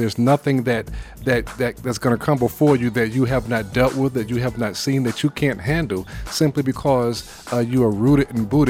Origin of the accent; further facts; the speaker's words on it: New York, United States; You're my neighbor because I'm from New York.